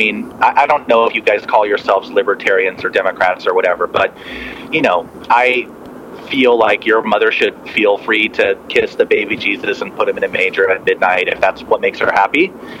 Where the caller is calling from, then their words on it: Washington, United States; I'm calling from Washington.